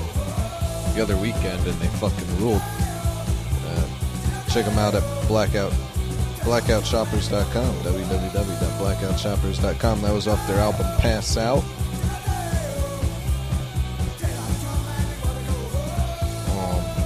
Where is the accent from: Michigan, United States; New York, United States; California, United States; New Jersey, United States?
New York, United States; moved away; I'm from New York